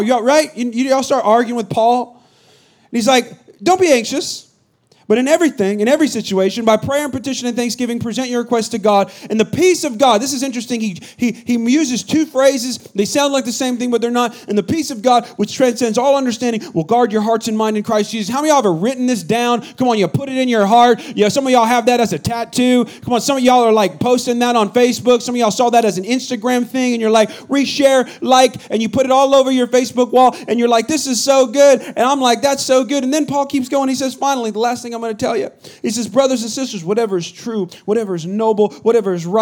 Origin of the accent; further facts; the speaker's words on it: Bay Area, California, United States; moved away; I'm from the Bay Area